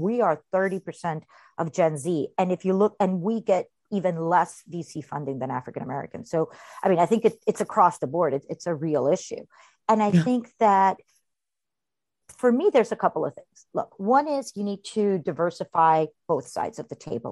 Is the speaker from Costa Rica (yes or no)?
yes; Costa Rica; moved away as an adult; now in New York, United States; I was born and raised in Costa Rica.